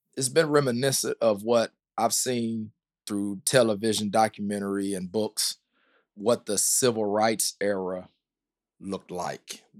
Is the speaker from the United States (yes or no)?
yes; the South, United States; now in Indianapolis, United States; I'm from the South